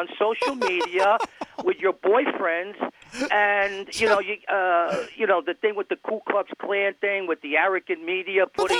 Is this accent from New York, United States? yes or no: yes; New York City, New York, United States; I'm from New York City. I'm the real deal.